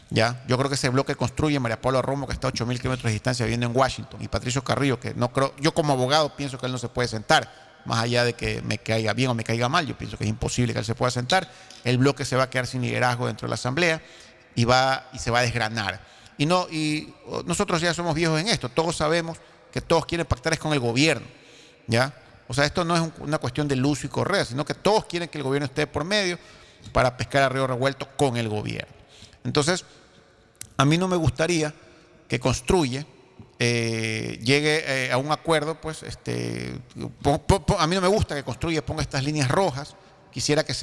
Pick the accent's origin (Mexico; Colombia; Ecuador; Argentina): Ecuador; Yo aspiro como ecuatoriano.